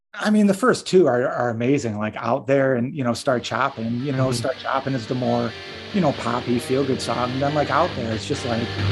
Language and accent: English; Livingston County, Michigan, United States; we're from Livingston County